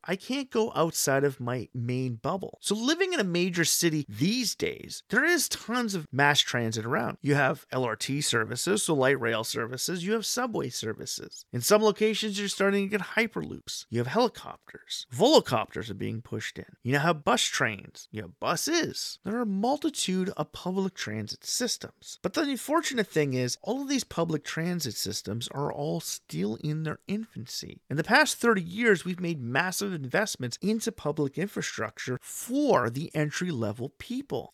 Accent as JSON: {"language": "English", "country": "Canada", "said": "my home country of Canada"}